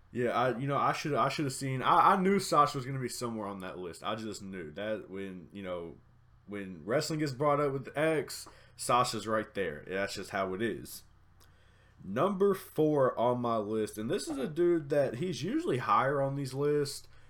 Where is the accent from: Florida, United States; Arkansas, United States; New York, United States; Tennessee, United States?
Tennessee, United States; Middle; growing up in Middle Tennessee